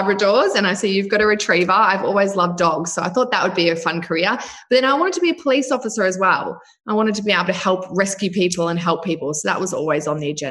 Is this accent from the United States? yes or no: no; New Zealand; now in Australia; I was brought up in New Zealand with my mum and a stepfather.